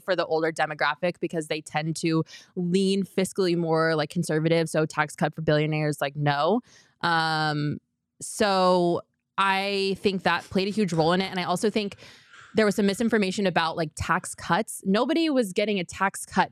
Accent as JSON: {"language": "English", "region": "Colorado", "country": "United States", "said": "I'm from Colorado. I'm sorry. I grew up a Rockies fan."}